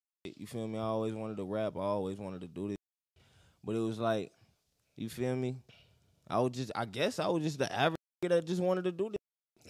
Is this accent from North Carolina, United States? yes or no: no; Cleveland, Ohio, United States; Hey, I'm from Cleveland